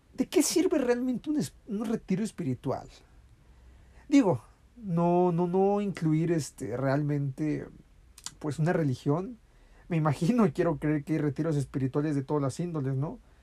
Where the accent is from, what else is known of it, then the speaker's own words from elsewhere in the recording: Mexico; aquí en mi, en mi país